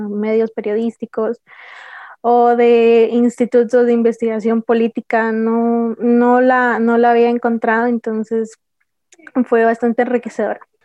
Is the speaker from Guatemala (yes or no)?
yes; Guatemala; soy guatemalteca